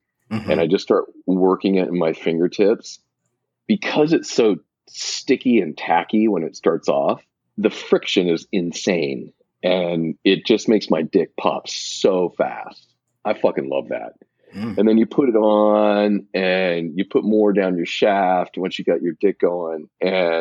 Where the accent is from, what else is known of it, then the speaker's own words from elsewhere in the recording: Pacific Northwest, United States; I grew up in the Pacific Northwest